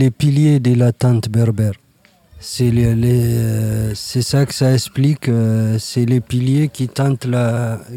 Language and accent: French; Niger; Je viens du Niger.